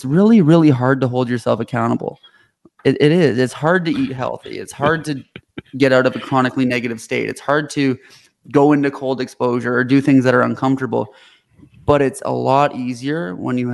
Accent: Canada; moved away as an adult; now in United States; I'm Canadian. I moved to the States when I founded this company

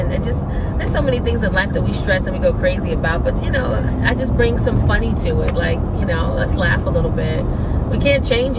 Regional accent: New York City, New York, United States; I grew up in the South Bronx in New York.

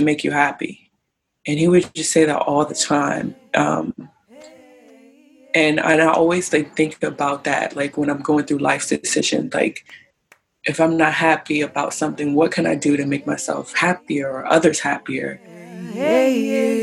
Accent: Maryland, United States; I am from Maryland, and my current location is in Maryland.

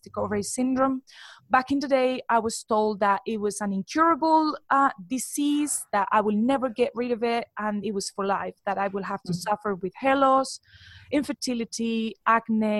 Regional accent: Colombia; moved away as an adult; now in United Kingdom; I'm actually from Colombia, but I've been living in the UK for the past 11 years.

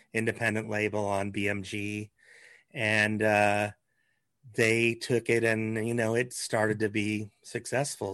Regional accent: Lincoln, Nebraska, United States; moved away as an adult; also born or lived in Los Angeles, California; I grew up in Lincoln

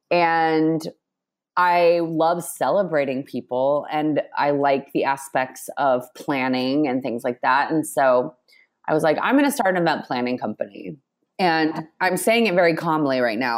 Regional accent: Texas, United States; moved away as an adult; now in New York, United States; I grew up in Texas and came to New York.

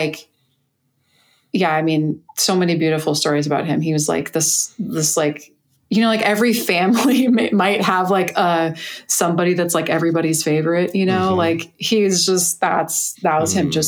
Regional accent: California, United States; moved away; also born or lived in New Jersey; I was in New Jersey, and I'm from California

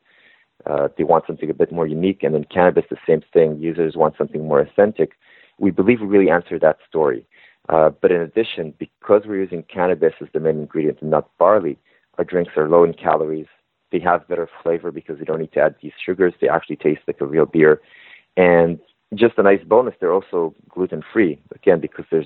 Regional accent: Israel; moved away as an adult; now in Toronto, Canada; I'm originally from Israel. And before I came to Canada, you know, I moved here to get my MBA

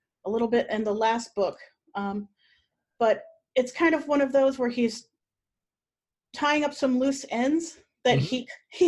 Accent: Ohio, United States; moved away as an adult; I lived all my life in Ohio until last year.

